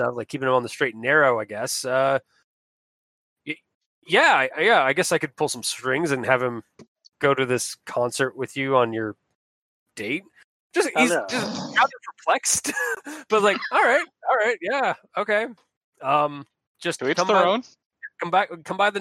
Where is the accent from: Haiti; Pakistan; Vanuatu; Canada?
Canada